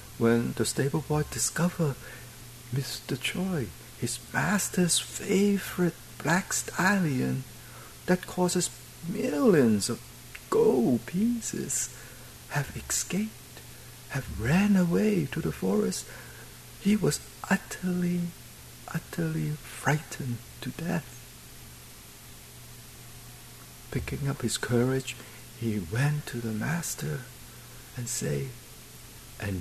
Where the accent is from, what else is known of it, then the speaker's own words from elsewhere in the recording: China; moved away; I was born in China